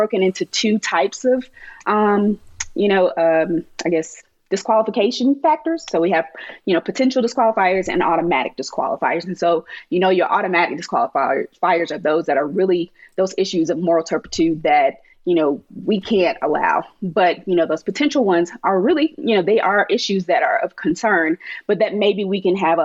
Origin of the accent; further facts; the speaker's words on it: North Carolina, United States; moved away; I'm from North Carolina.